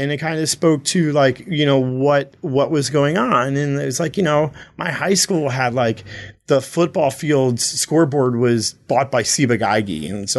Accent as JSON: {"language": "English", "town": "Toms River", "region": "New Jersey", "country": "United States", "tie": "born or raised there", "said": "growing up in Tom's River in the 80s"}